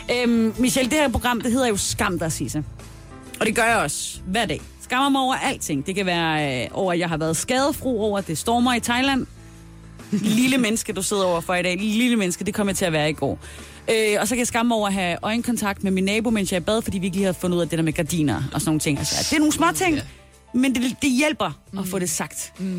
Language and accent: Danish; Southern Jutland, Southern Denmark, Denmark; som sønderjyde, så ved jeg